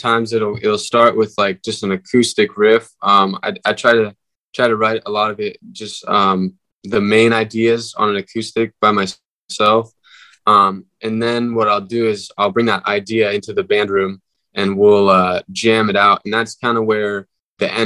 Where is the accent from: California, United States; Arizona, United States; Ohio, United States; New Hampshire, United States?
California, United States; Northern; we're from Northern California